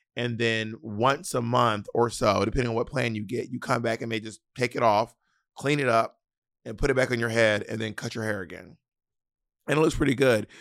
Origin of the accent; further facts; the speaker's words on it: the South, United States; accent: Southern; I'm from the South